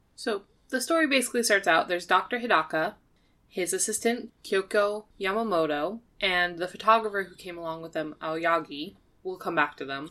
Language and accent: English; United States; as an American, uh, viewer